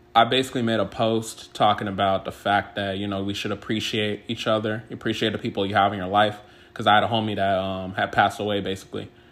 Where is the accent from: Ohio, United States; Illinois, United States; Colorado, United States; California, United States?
California, United States; also born or lived in Washington State; now in Washington, United States; I'm originally from California